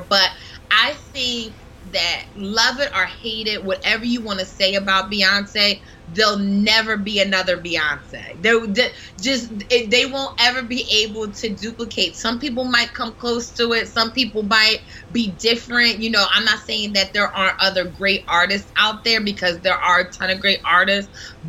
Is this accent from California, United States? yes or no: no; New Jersey, United States; not only was she a New Jersey native, because I'm from New Jersey